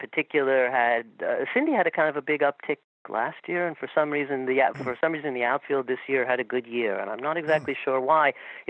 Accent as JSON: {"language": "English", "region": "England", "country": "United Kingdom", "tie": "born or raised there", "moved": "yes", "lives_now": "Westchester, United States", "said": "Well, I grew up in England, but I've been in the States forever."}